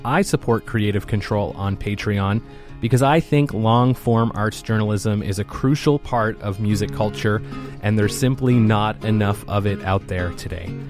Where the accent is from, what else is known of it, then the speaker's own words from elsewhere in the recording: Cambridge, Ontario, Canada; now in Edmonton, Canada; I'm from Cambridge, Ontario, originally, uh, and which is just near Brantford.